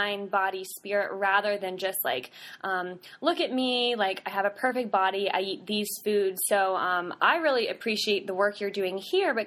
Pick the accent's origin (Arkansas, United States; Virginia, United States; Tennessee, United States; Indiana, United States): Virginia, United States; Southern; I grew up in Southern Virginia